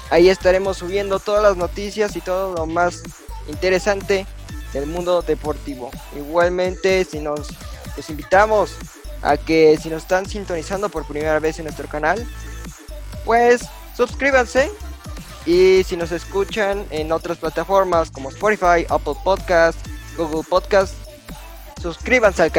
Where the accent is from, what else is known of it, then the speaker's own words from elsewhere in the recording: Mexico; como somos de México, y hay que hablar del balompié nacional mexicano.